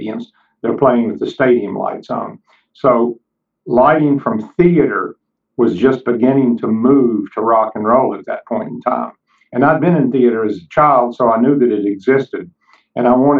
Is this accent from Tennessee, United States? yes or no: yes; Kingsport, Tennessee, United States; my hometown of Kingsport, Tennessee